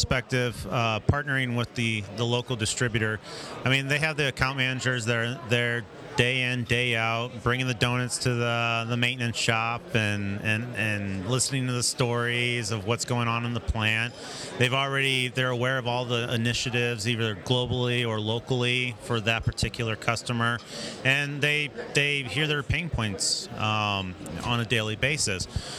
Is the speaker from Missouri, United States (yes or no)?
yes; St. Louis, Missouri, United States; So, we're from St. Louis, and we don't always make it down to Arkansas